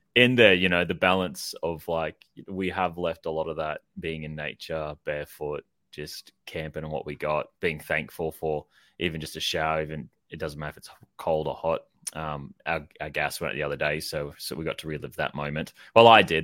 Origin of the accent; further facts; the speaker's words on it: Queensland, Australia; moved away; I grew up in Queensland, uh, Maribyrnong